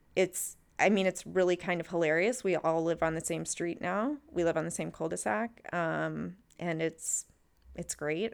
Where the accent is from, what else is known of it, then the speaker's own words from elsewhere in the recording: Texas, United States; moved away; also born or lived in Minnesota; I grew up in Texas